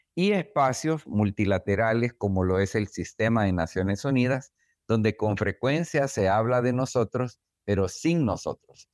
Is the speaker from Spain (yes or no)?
no; El Salvador; moved away as an adult; now in United States; el regreso a El Salvador